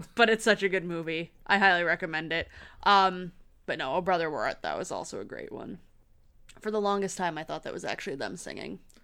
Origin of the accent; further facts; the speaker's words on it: Michigan, United States; accent: pronounced Michigan; I have a pronounced Michigan accent.